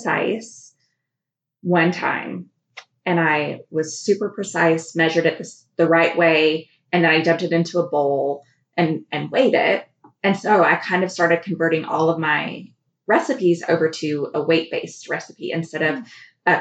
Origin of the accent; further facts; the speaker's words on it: Fort Collins, Colorado, United States; moved away as an adult; also born or lived in California / Hot Springs Village, Arkansas; I grew up in Colorado in Fort Collins, and I lived there until I was graduated from high school.